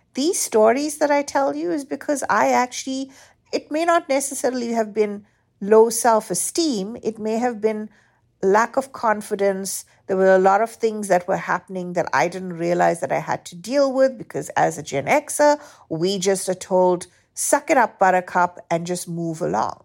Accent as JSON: {"language": "English", "country": "South Africa", "tie": "born or raised there", "moved": "yes", "said": "growing up in South Africa"}